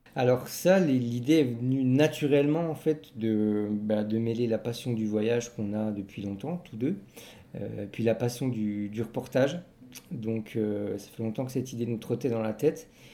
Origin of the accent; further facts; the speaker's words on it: Belfort, Bourgogne-Franche-Comté, France; on vient de Belfort, en Franche-Comté, dans le nord-est de la France